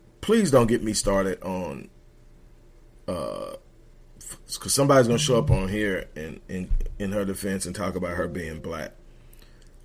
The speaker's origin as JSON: {"language": "English", "region": "Texas", "country": "United States", "said": "I'm from Texas"}